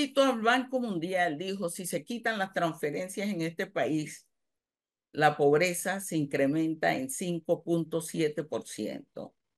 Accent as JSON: {"language": "Spanish", "country": "Panama", "said": "soy panameña"}